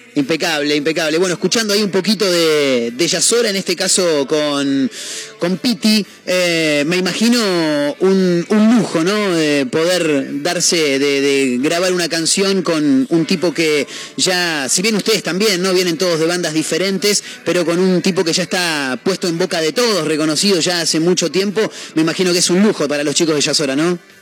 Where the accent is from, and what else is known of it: Argentina